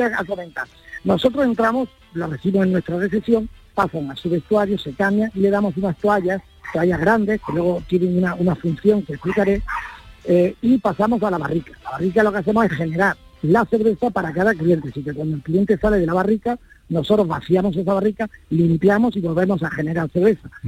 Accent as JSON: {"language": "Spanish", "town": "Granada", "region": "Andalusia", "country": "Spain", "said": "yo soy granadino, mi mujer es gaditana"}